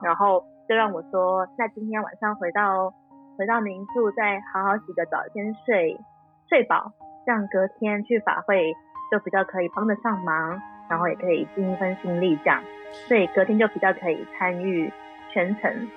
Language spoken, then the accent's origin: Chinese; Puli, Nantou County, Taiwan; 我就是在埔里生长的，而且我们就是在好山好水好无聊的地方